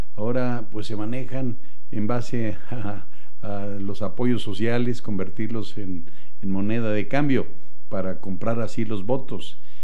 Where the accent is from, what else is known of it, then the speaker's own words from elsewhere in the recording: Aguascalientes, Mexico; Yo soy gente de Aguascalientes, por cierto, del municipio de Aguascalientes, que es importante, donde lo conocí desde pequeño